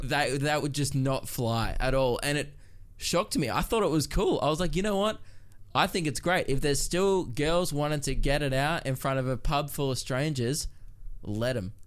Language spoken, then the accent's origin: English; Melbourne, Victoria, Australia; growing up in Melbourne